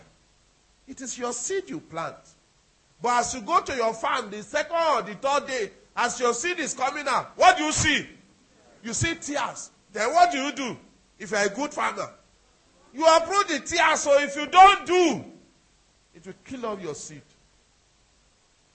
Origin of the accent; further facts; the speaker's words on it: Nigeria; I'm a Nigerian